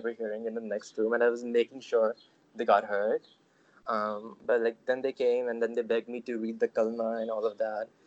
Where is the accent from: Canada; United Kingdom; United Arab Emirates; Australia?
United Arab Emirates; Sharjah; also born or lived in Pakistan; so, I was born in Pakistan to not a conservative family my family is quite modern from a certain perspective, but when I was about five years old, my parents moved to the UAE, um, particularly Sharjah, which is a city in the UAE.